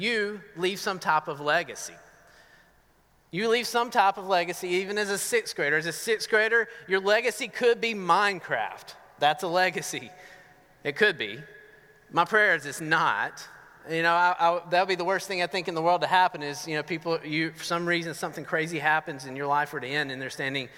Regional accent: Northeast Georgia, United States; accent: southern; now in Medford, United States; I'm from Northeast Georgia

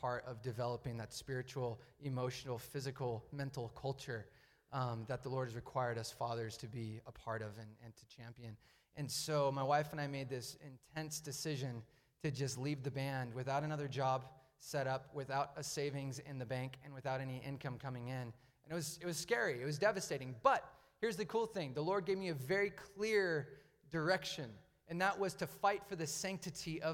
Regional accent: Medford, Oregon, United States; I grew up in the Rogue Valley. I went to South Medford High School, went to Jefferson Elementary School. I grew up here

